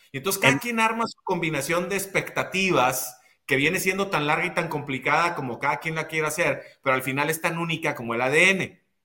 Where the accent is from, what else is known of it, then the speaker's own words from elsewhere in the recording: Ciudad Juárez, Chihuahua, Mexico; soy de Ciudad Juárez, nací en dos cuartos de adobe